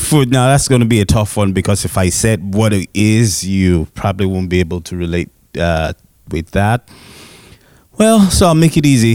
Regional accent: Nigeria; I am Nigerian and um, fully Nigerian

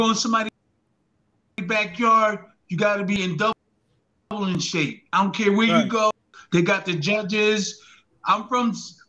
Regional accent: Philadelphia, Pennsylvania, United States; I'm from South Philly, too.

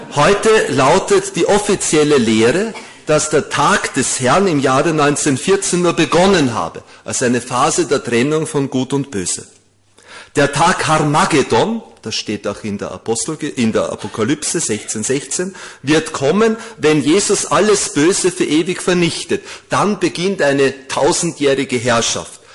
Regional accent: Vienna, Austria; In Wien, wir Wiener, ich bin ein gebürtiger Wiener

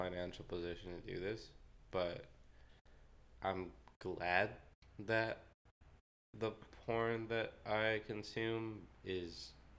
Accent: California, United States; There was also, so I came from the Bay Area, right?

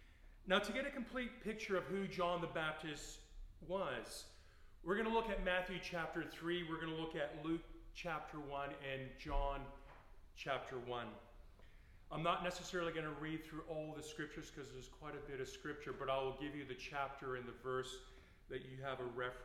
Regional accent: Canada; I sound American, but I'm Canadian. Just thought I'd clarify that.

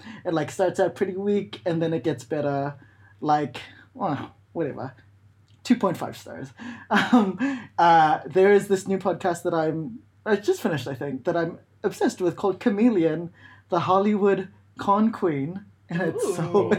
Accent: Balearic Islands, Spain; born there; Yeah, I was born in Mallorca

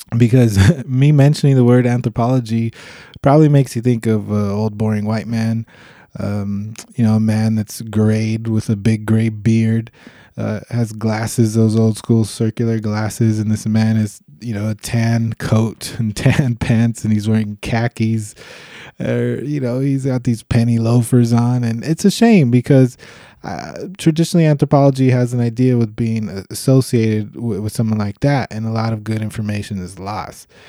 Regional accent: Los Angeles, California, United States; I'm from Los Angeles, California

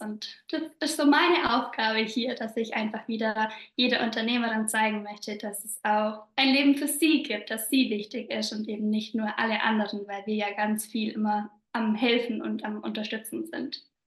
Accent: southern Bavaria, Germany; accent: Bavarian dialect; komme aus Südbayern, was man bestimmt auch so ein bisschen an meinem Dialekt hört

